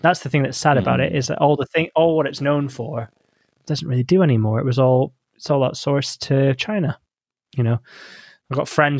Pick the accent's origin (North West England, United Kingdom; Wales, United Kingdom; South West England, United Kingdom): North West England, United Kingdom; Congleton; also born or lived in Aberdeenshire; I grew up in Congleton. I went to secondary school in Congleton, which is the border of Cheshire and Stoke.